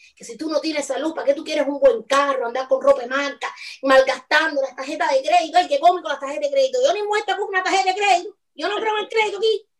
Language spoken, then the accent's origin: Spanish; Cuba; moved away; hasta que no haya de verdad una verdadera libertad de expresión en mi país, yo no quiero más nunca volver